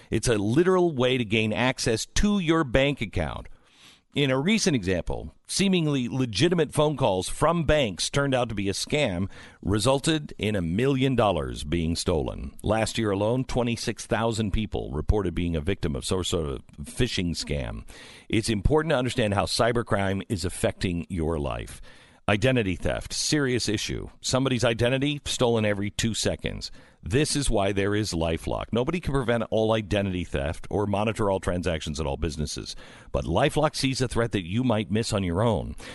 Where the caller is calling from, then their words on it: Utah, United States; I'm calling from Utah. Romney country.